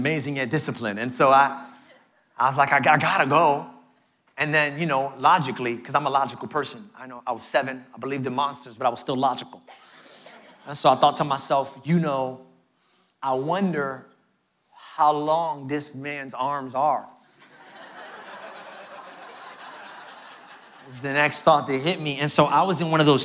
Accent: New York City, New York, United States; I grew up in Brooklyn, New York.

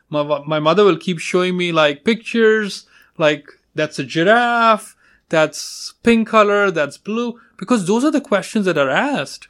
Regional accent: India; moved away as an adult; now in United States; I'm from India.

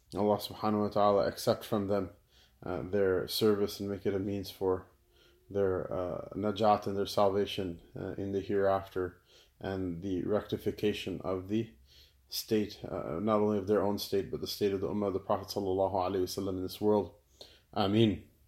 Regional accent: United States; I'm an American." "Of course I'm an American

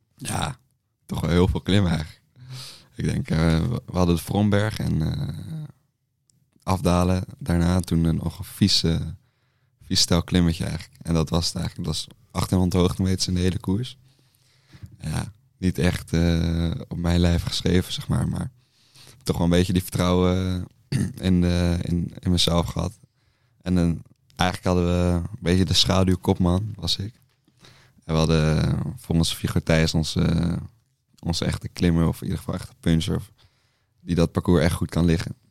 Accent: Amsterdam, North Holland, Netherlands; kom uit Amsterdam

